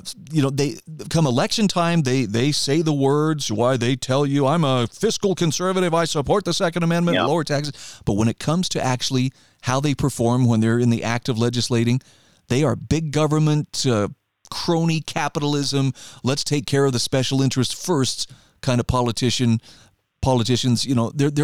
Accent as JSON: {"language": "English", "region": "Idaho", "country": "United States", "said": "a lot of people who have found their way to my home state of Idaho"}